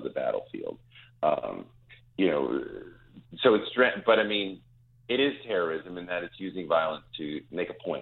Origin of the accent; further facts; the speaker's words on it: New York, United States; as a New Yorker